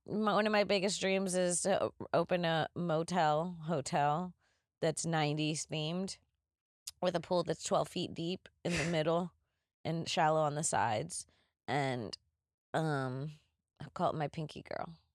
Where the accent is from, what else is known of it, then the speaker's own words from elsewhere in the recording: Florida, United States; as a child growing up in Florida